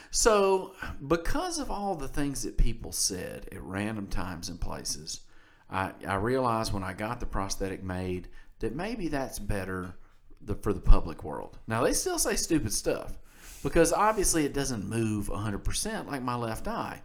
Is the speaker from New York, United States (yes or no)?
no; Mississippi, United States; we're from Mississippi.